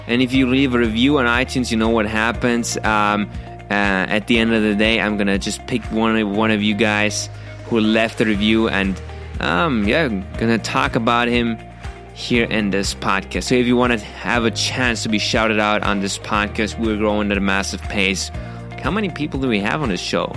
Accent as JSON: {"language": "English", "country": "Germany", "tie": "born or raised there", "moved": "yes", "said": "I grew up in Germany"}